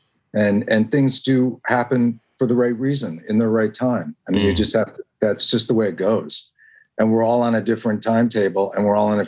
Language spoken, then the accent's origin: English; Evanston, Illinois, United States; moved away; also born or lived in New York; I'm from Evanston, Illinois